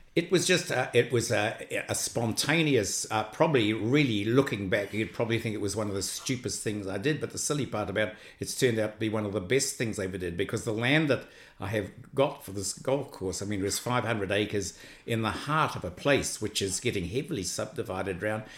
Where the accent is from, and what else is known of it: New Zealand